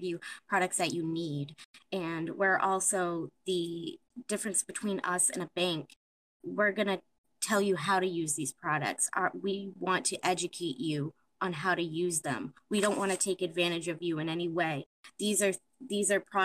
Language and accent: English; Taunton, Massachusetts, United States; I am born and raised in Taunton